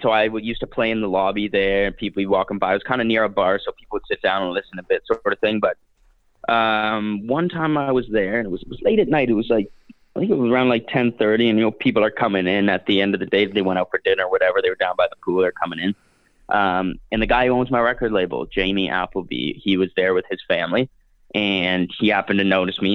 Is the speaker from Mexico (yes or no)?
no; Canada; being a Canadian fellow myself